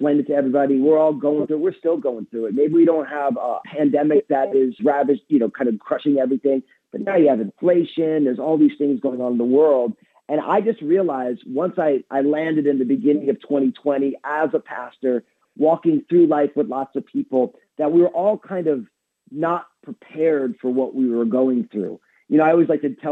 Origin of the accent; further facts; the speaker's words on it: New Jersey, United States; I'm all Italian from New Jersey